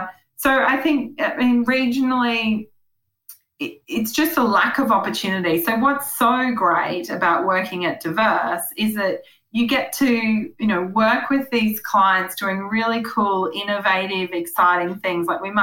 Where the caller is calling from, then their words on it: Dulacca, Queensland, Australia; I'm calling you from Dulacca in Western Queensland